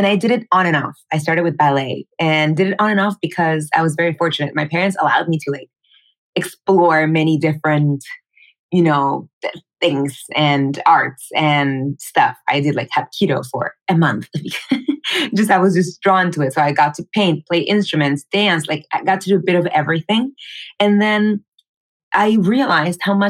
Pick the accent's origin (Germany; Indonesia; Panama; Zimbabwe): Panama; moved away as an adult; now in New York, United States; I was born and raised in Panama. I actually moved here to New York 8 years ago to study musical theater and acting for film.